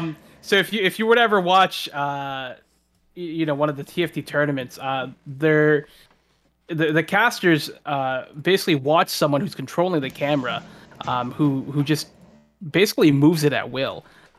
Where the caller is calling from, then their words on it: Toronto, Ontario, Canada; I'm calling from Toronto, Canada.